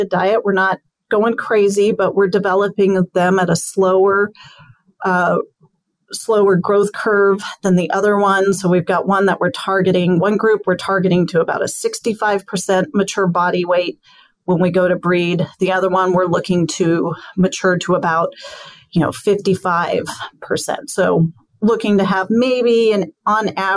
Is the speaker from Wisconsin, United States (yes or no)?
no; New Mexico, United States; I grew up in the West, especially in New Mexico